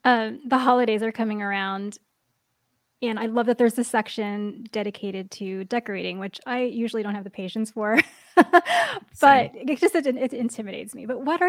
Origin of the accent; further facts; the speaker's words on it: New York, United States; now in West Coast, United States; I'm on the West Coast, but I grew up in the Northeast. I grew up in New York.